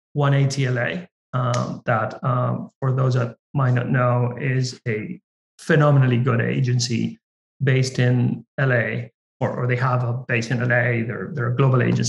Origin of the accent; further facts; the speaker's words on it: Argentina; now in United States; I come from Argentina, I'm Latino